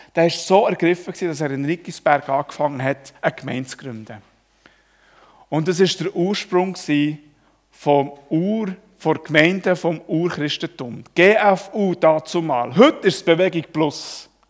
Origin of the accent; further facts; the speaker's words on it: Switzerland; Ich als Schweizer